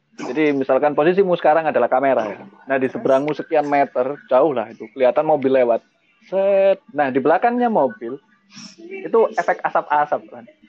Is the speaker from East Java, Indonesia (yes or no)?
yes; East Java, Indonesia; saya memang orang Jawa Timur tinggal di Malang sekarang